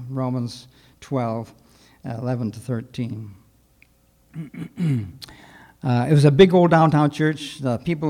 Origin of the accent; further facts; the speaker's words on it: Sturgis, Michigan, United States; moved away; We were called to First Baptist Church in Sturgis, Michigan. My dad had been pastor there at that same church 40 years earlier. In fact, I was born there on Palm Sunday